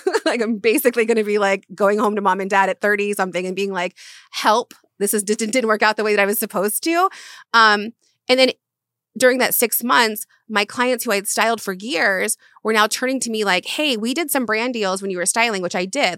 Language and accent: English; Florida, United States; moved away as an adult; also born or lived in Charleston, South Carolina; now in Los Angeles, United States; I was raised in Florida